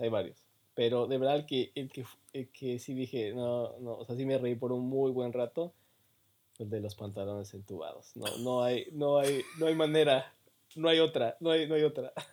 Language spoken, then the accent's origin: Spanish; Mexico; moved away as an adult; now in Canada; soy más, soy más mexicano, bueno, me considero también muy mexicano